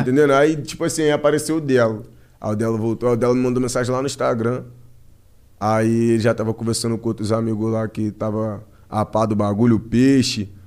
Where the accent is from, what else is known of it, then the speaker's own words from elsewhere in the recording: Rio de Janeiro, Brazil; also born or lived in Piabetá, Magé; Aqui em São Paulo, mano, eu sou cria do Rio.